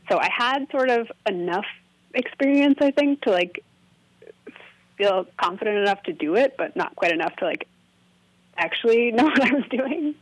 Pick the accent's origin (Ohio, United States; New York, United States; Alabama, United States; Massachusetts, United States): Massachusetts, United States; Cambridge; moved away as an adult; also born or lived in Maine / Colorado; now in Seattle, United States; I'm actually from Massachusetts originally. I'm from Cambridge area